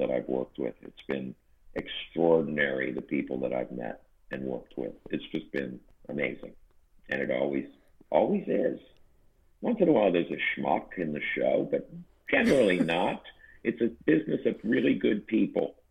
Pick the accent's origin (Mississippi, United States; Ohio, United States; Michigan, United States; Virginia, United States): Ohio, United States; Canton; moved away as an adult; also born or lived in Cincinnati, Ohio / New York City / Los Angeles; now in Gardiner, New York, United States; I grew up in Canton, Ohio